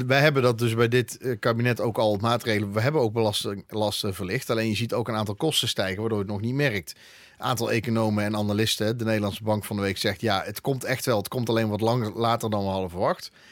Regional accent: Eindhoven, North Brabant, Netherlands; now in Breda, Netherlands; ik kom uit Eindhoven

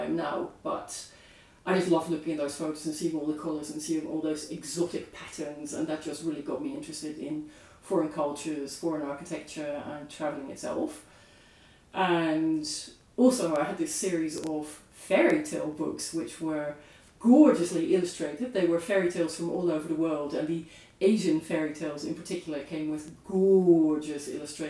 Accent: Netherlands; moved away; I'm originally from the Netherlands

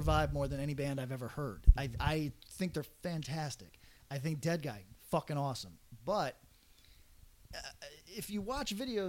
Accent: Northeast, United States; I'm from the Northeast.

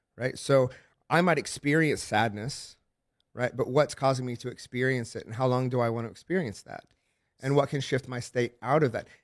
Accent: Oklahoma, United States; I'm from Oklahoma

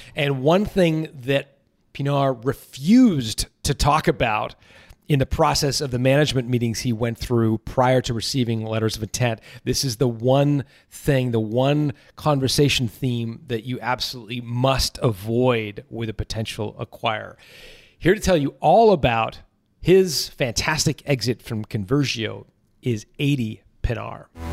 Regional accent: Canada; I'm from Canada, not Ottawa

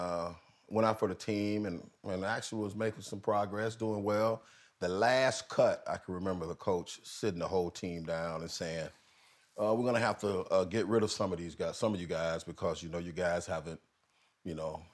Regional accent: Fort Lauderdale, Florida, United States; also born or lived in Deerfield Beach, Florida; I was born and raised in Fort Lauderdale

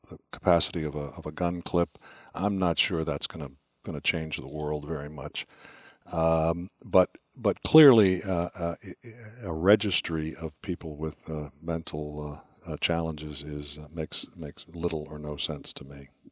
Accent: Washington, District of Columbia, United States; I'm, I'm from Washington, D C

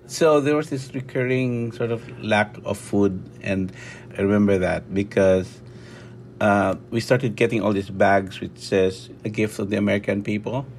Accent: southern Philippines, Philippines; now in Hawaii, United States; I grew up in the Phili-, southern Philippines in this, uh, small town, which is a small frontier town

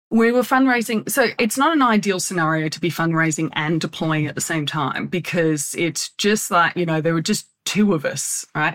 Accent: Australia; moved away as an adult; also born or lived in United States; now in Laguna Beach, United States; I'm Australian by background. Well, actually an American Australian

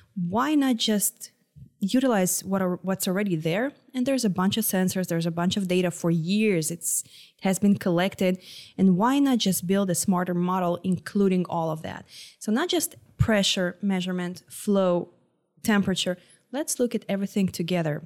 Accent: Israel; moved away as an adult; now in Houston, United States; I'm from Israel

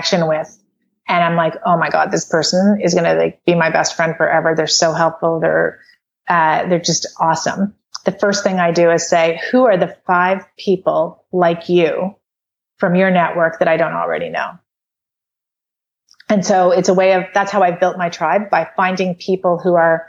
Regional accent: Canada; I'm from Canada

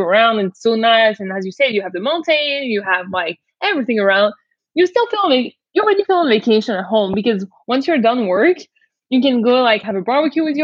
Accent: small town near Valence, Auvergne-Rhône-Alpes, France; English is a second language; moved away as an adult; now in Toronto, Canada; I was born and raised in the southeast

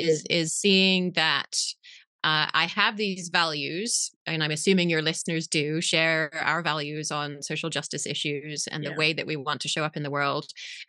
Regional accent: England, United Kingdom; moved away as an adult; now in Berkeley, United States; This is where I live. Yes. I'm actually English originally. I'm wondering if you can't even hear it anymore.

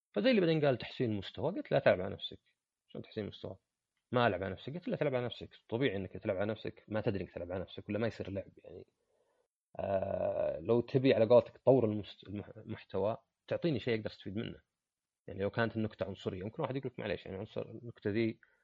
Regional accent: Saudi Arabia; عندنا في السعودية

